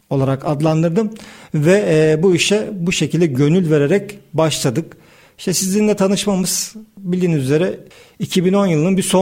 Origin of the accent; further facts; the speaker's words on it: Istanbul, Turkey; also born or lived in Kastamonu; 16 Ocak 1976 İstanbul doğumluyum.